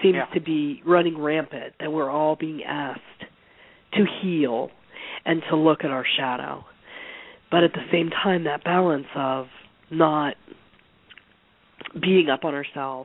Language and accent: English; Pennsylvania, United States; moved away as an adult; also born or lived in San Francisco / the Southeast; I grew up in Pennsylvania